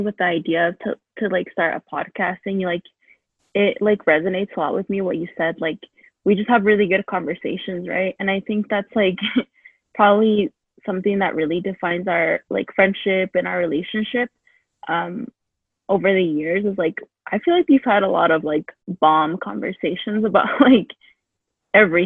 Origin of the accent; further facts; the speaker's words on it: Aurora, Colorado, United States; also born or lived in Colima, Mexico / Boulder, Colorado; I grew up in Aurora, Colorado